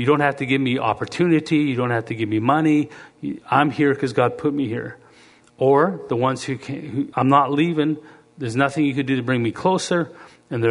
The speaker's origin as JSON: {"language": "English", "country": "Canada", "also_born_or_lived": "Lethbridge, Alberta / Cleveland, Tennessee / Tulsa", "moved": "as an adult", "said": "I'm being from Canada"}